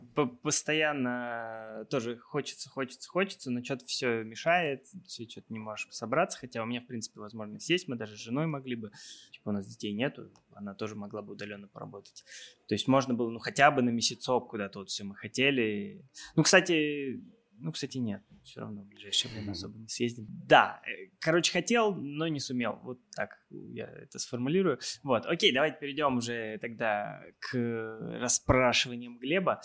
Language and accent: Russian; Kemerovo, Kemerovo Oblast, Russia; also born or lived in Saint Petersburg; now in Moscow, Russia; я из Кемерово сам